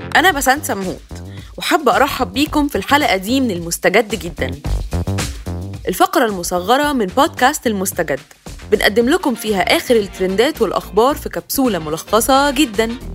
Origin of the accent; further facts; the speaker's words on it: Egypt; انا كحد مصري